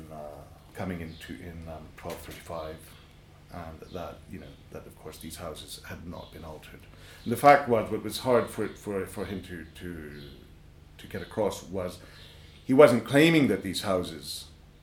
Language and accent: English; Morna Valley, Ibiza, Balearic Islands, Spain; I grew up in the Morne Valley